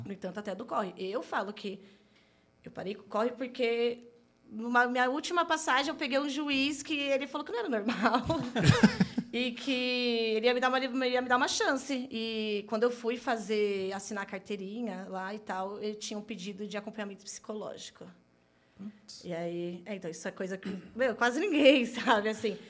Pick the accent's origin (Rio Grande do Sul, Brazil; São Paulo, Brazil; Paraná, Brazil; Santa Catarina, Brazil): São Paulo, Brazil; Santo André; Sou natural de Santo André, nascida e criada